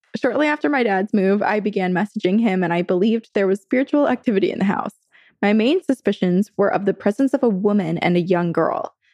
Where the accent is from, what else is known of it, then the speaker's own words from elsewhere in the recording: Vermont, United States; now in California, United States; growing up in Vermont